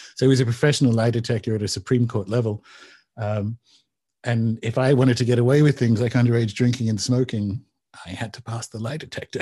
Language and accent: English; Newcastle, New South Wales, Australia; Newcastle, Australia. So it's about two hours north of Sydney.